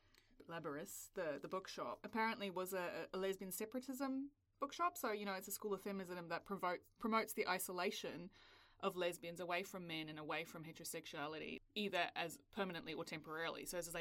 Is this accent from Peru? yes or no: no; South Africa; now in New Zealand; I grew up in South Africa.